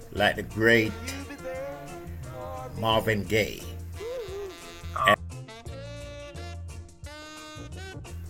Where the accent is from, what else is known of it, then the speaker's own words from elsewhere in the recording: Jamaica; we grew up in Jamaica